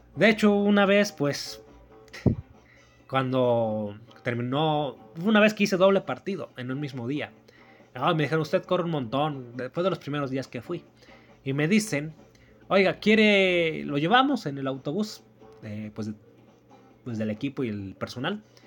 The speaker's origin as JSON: {"language": "Spanish", "country": "Mexico", "said": "mi país, en mi pueblo también"}